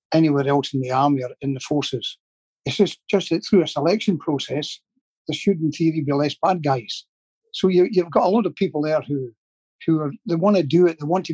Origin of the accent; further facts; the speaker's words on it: Glasgow, Scotland, United Kingdom; I can only speak for the area I came from